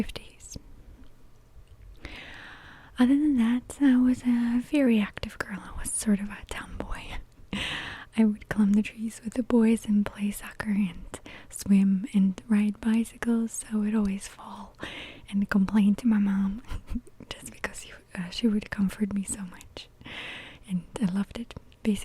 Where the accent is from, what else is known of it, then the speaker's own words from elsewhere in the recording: Lipetsk, Lipetsk Oblast, Russia; I grew up in a small town that's called Lipetsk